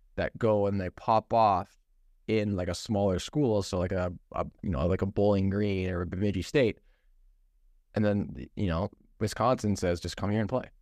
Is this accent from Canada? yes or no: yes; Ontario, Canada; Ben and I grew up in Ontario.